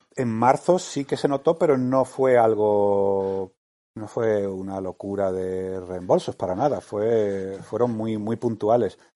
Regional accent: Málaga, Andalusia, Spain; also born or lived in Madrid; vivíamos en Madrid y somos de Málaga

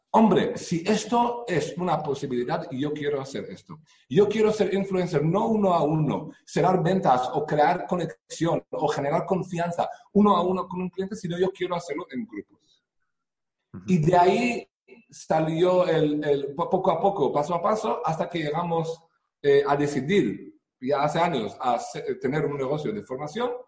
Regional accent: Israel; Spanish is a second language; moved away as an adult; now in Spain; vivo aquí en España ya 10 años, pero nací en Israel eh, hace 45 años. Eh, yo crecí en una familia religiosa

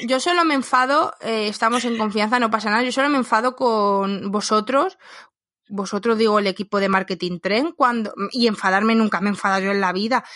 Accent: Spain; los españoles que nos vamos a otro país

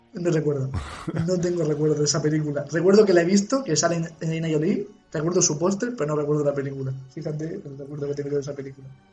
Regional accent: Cartagena, Region of Murcia, Spain; soy de Cartagena, yo hablo así a veces

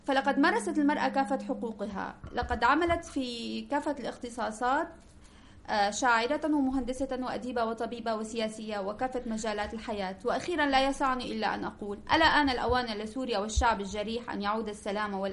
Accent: Syria; Spanish is a second language; now in Alicante, Spain; de Siria, la encargada de dar clase de árabe en la sede de la asociación.

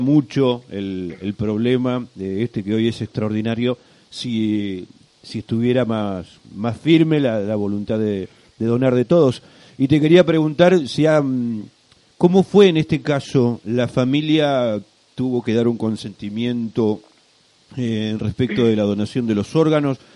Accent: Rada Tilly, Chubut, Argentina; somos gente de Radatili haciendo radio para Radatili

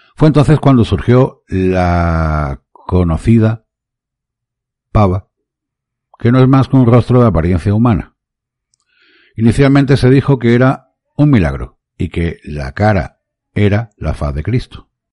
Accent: Málaga, Andalusia, Spain; en mi ciudad Málaga, en mi país España

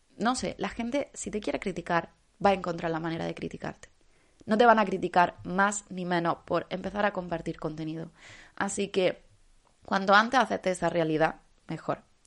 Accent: Andalusia, Spain; como andaluza

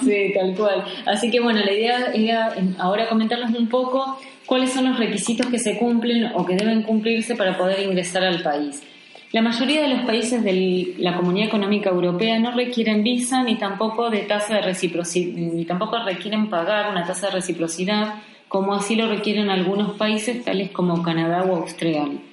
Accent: Argentina; Somos dos amigas argentinas que actualmente estamos viviendo en Buenos Aires

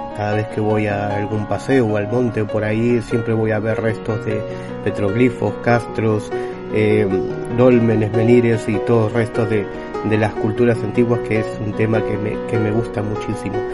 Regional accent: Buenos Aires, Argentina; moved away; also born or lived in Galicia, Spain; Yo por aquel entonces vivía en Buenos Aires, yo nací en Buenos Aires

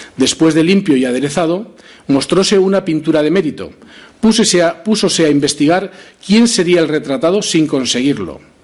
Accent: Zaragoza, Aragon, Spain; como zaragozano sentía una cierta responsabilidad

